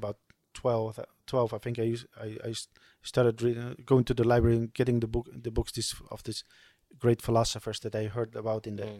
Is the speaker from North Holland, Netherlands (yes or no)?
no; Waddinxveen, South Holland, Netherlands; born or raised there; moved away; also born or lived in Riyadh